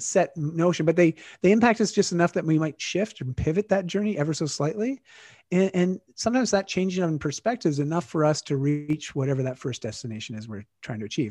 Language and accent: English; Canada; I'm Canadian now.